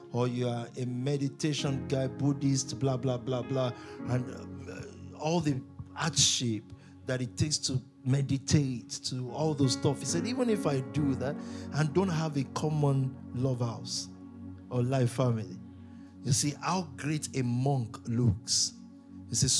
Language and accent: English; Nigeria; I'm a Nigerian